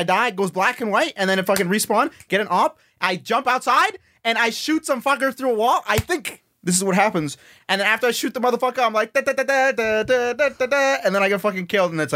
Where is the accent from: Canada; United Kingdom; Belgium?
Canada; Winnipeg, Manitoba; I'm from Winnipeg, Manitoba